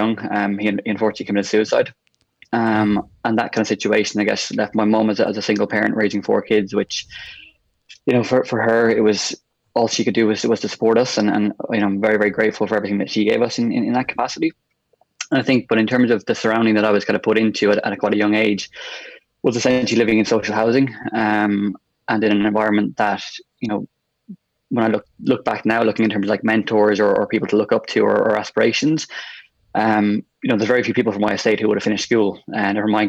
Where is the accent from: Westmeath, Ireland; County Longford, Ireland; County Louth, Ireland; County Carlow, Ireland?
Westmeath, Ireland; moved away as an adult; also born or lived in Galway; from Westmeath originally, and it's kind of where I would have grew up and I went to school